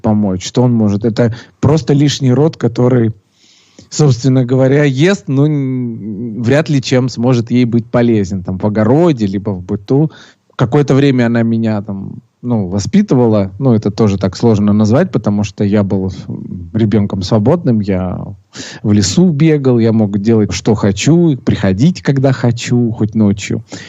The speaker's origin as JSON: {"language": "Russian", "town": "Sochi", "region": "Krasnodar Krai", "country": "Russia", "tie": "born or raised there", "said": "родился я в городе э, Сочи"}